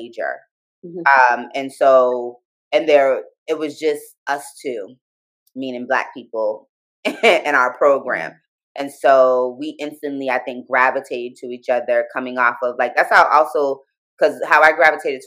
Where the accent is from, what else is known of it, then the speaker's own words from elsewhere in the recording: Boston, Massachusetts, United States; I'm from Boston